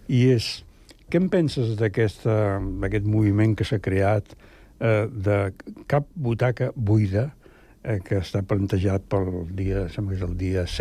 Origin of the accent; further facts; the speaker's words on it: Barcelona, Catalonia, Spain; now in Sant Cugat del Vallès, Spain; Jo sóc de Gràcia, de Barcelona.